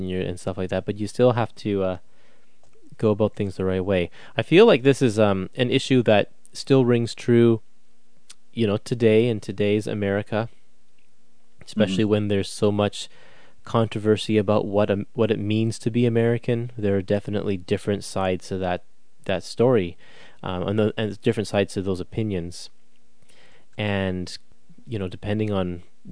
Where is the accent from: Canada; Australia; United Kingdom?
Canada; I'm Canadian